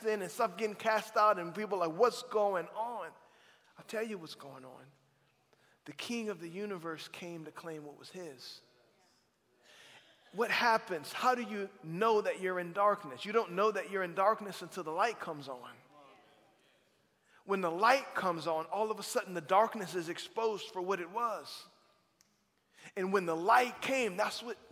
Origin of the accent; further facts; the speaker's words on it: South Louisiana, United States; I'm from South Louisiana